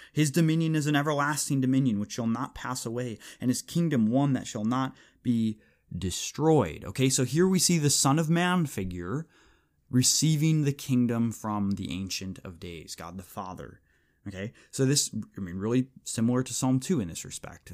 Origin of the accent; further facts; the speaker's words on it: United States; we as American evangelicals